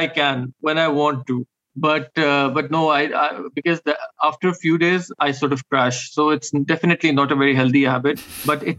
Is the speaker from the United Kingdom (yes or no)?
no; Pakistan; I'm a Pakistani author